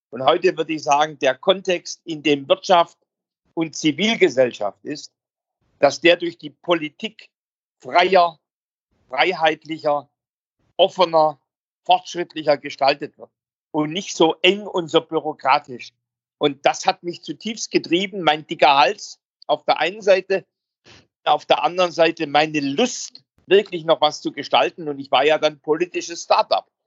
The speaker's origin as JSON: {"language": "German", "region": "Baden-Württemberg", "country": "Germany", "tie": "born or raised there", "accent": "Swabian", "said": "Also ich bin ja am Rande der Schwäbischen Alb, man hört es in meinem Akzent, groß geworden"}